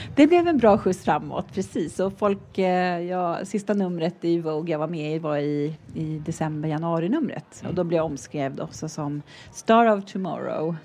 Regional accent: Sweden; Jag som svensk

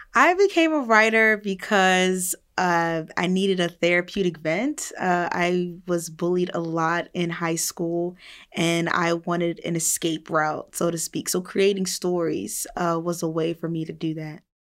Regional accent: New Jersey, United States; I'm a woman from New Jersey

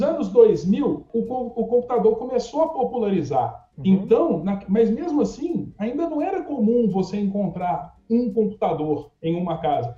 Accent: Belo Horizonte, Minas Gerais, Brazil; sou de Belo Horizonte, Minas Gerais

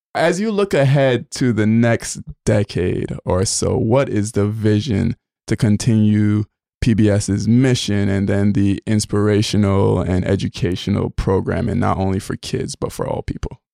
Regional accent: Barbados; moved away; I grew up, uh, in Barbados.

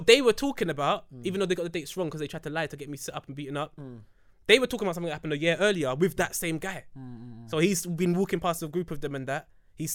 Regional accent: England, United Kingdom; But in England, growing up in ends

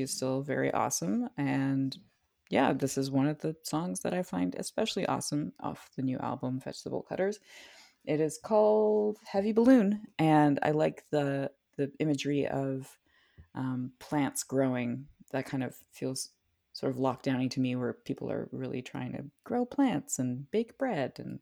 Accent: Hillsborough, New Brunswick, Canada; now in Montreal, Canada; my hometown of Hillsborough, New Brunswick

